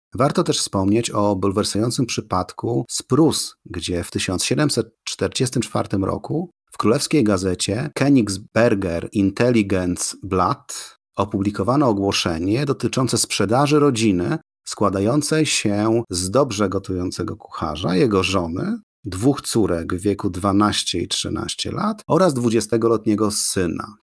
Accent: Poland; 90% z nas, obywateli Polski, wyłodzi się właśnie z chłopstwa

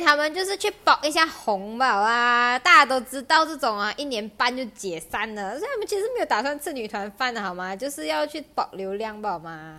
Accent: Malaysia; 身为一个马来西亚人

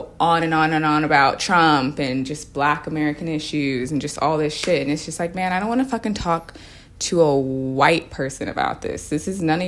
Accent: Australia; also born or lived in United States; I grew up in Australia

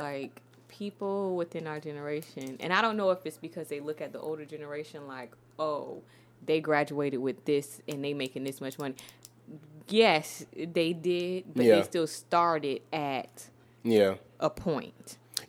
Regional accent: St. Petersburg, Florida, United States; we're from St. Pete, Florida.

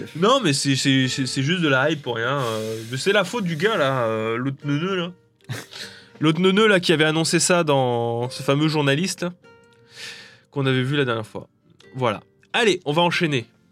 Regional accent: France; je suis français

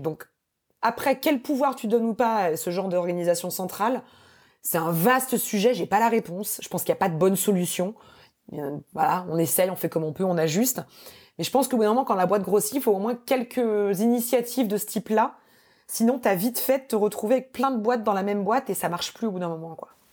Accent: France; moved away; also born or lived in United States; quand on est français

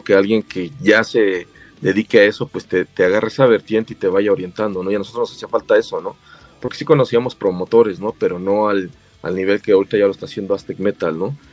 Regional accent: State of Mexico, Mexico; somos del Estado de México, de los municipios de Huizquilucan y Naucalpan

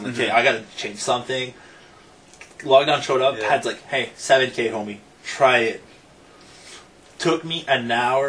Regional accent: Rockland, Ontario, Canada; moved away as an adult; I grew up in Rockland, and I'm Quebec is all on the other side of the river.

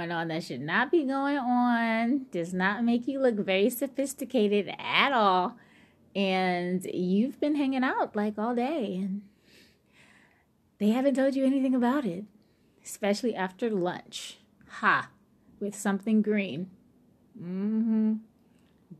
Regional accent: New Orleans, Louisiana, United States; I'm from New Orleans

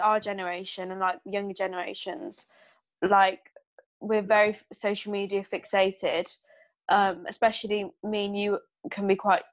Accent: United Kingdom; I'm British

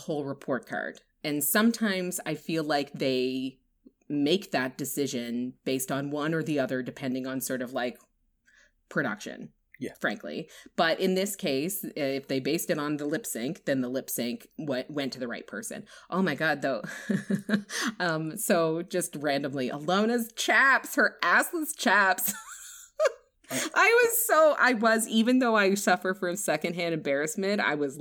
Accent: East Coast of Canada, Atlantic Canada, Canada; It's very East Coast, which is where I'm from.

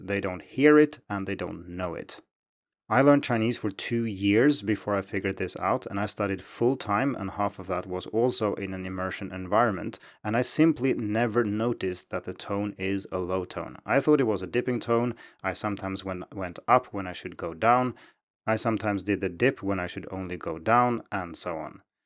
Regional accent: Sweden; English is a second language; moved away; And I'm from Sweden, and growing up, we learned Swedish in school.

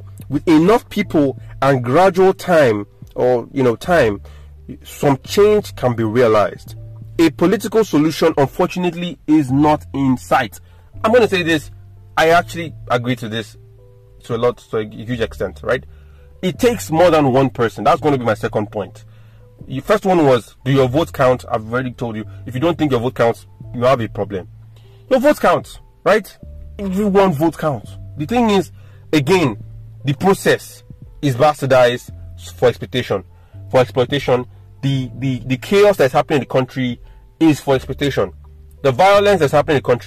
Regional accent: Nigeria

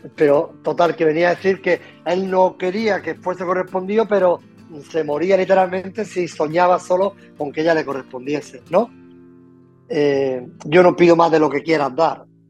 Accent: Loja, Andalusia, Spain; yo soy de donde soy, soy del sur de, de España, Andalucía, de Granada, de Loja, o de, de, pueblo, ¿no? de campo

